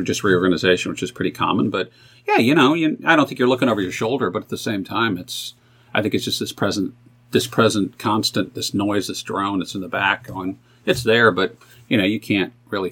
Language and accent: English; Buffalo, New York, United States; also born or lived in Youngstown, Ohio; now in Cincinnati, United States; growing up in Buffalo